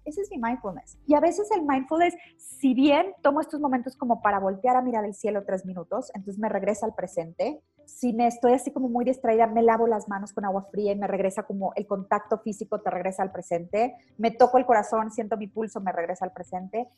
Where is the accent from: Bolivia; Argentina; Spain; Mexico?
Mexico; como mamás mexicanas, latinas, de habla hispana